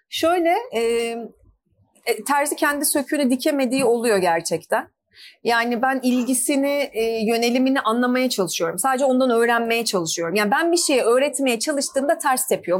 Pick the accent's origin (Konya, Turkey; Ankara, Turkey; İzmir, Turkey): Ankara, Turkey; moved away as an adult; now in Istanbul, Turkey; ben Ankaralıyım.